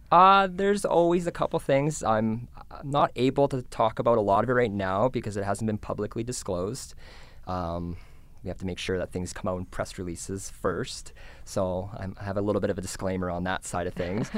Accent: Canmore, Alberta, Canada; my hometown in Camden, Alberta

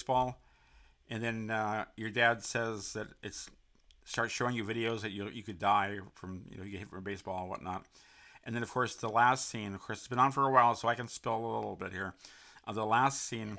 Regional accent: California, United States; also born or lived in Connecticut / San Francisco / Los Angeles; I came to California when I was a year old. So all I know is San Francisco and Los Angeles for the most part.

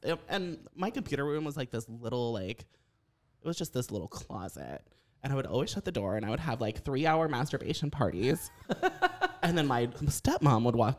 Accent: United States; I'm from Southern Ohio, Northern Kentucky, and I'm so redneck.

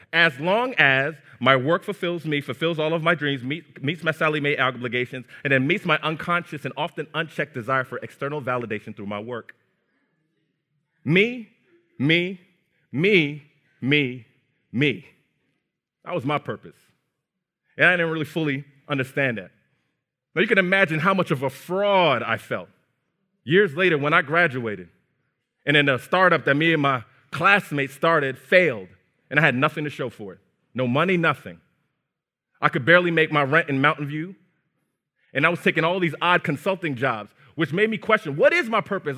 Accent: New Jersey, United States; also born or lived in Brooklyn, New York; Raised in New Jersey

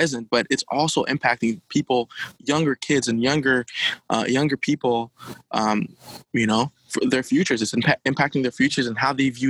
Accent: Haiti; now in Ottawa, Canada; Being from Haiti, I've seen, you know, ever since I was a younger kid, growing up in Haiti

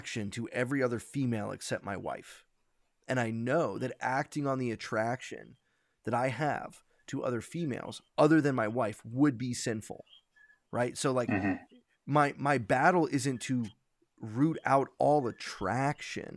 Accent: New York, United States; I'm a New Yorker.

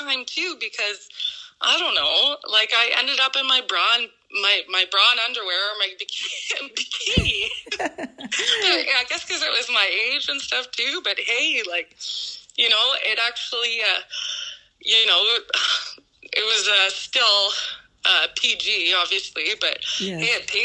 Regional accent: Sudbury, Ontario, Canada; born or raised there

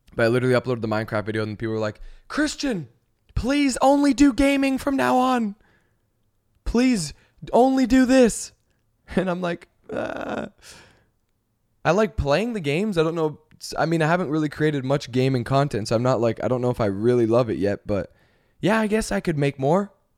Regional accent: Canada; now in Los Angeles, United States; we're from Canada.

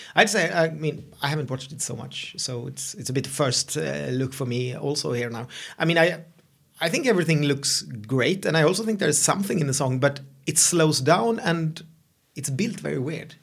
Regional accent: Sweden; English is a second language; I'm your Swedish host

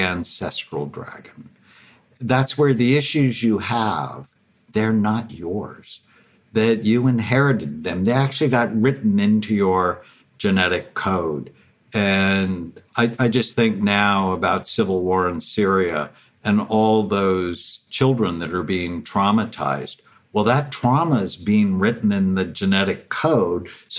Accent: Los Angeles, California, United States; I grew up in the San Fernando Valley, just north of Los Angeles

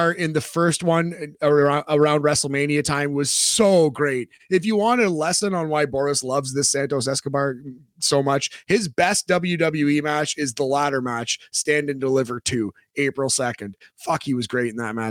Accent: Canada; I am so Canadian

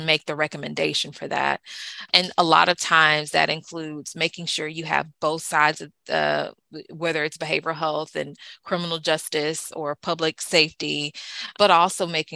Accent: the South, United States; also born or lived in East Coast (north); now in East Coast, United States; I'm from the South

